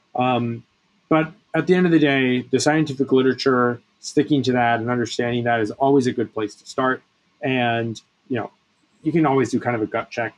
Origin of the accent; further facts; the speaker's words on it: Bethesda, Maryland, United States; I grew up in Bethesda